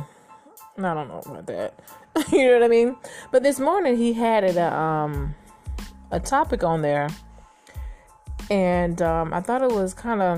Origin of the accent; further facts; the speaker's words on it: United States; as a young girl growing up in America